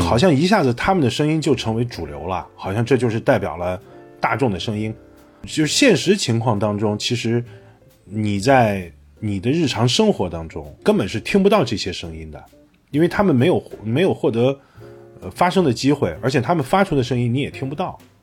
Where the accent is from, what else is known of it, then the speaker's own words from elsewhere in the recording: Xi'an, Shaanxi, China; moved away; 我们小时候在西安